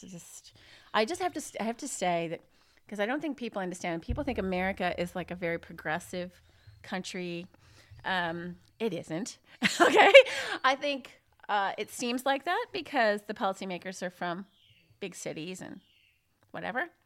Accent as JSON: {"language": "English", "region": "Illinois", "country": "United States", "moved": "yes", "said": "I'm actually from Illinois on the Mississippi River, small, conservative town"}